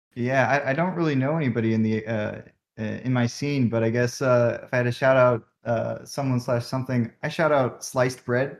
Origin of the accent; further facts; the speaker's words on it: Bay Area, California, United States; I'm from the Bay Area.